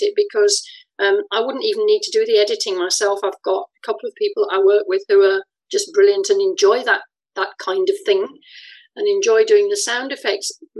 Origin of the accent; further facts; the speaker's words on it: England, United Kingdom; moved away as an adult; also born or lived in France; now in Scotland; You can hear from my voice I'm English, but I lived in France for a while and I've lived in Scotland for more than half my life.